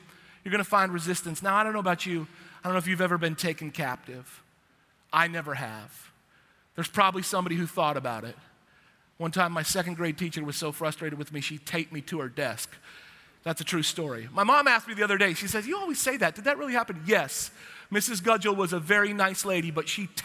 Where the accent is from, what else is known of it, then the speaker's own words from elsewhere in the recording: Washington, United States; now in Texas, United States; I'm from Washington, the evergreen state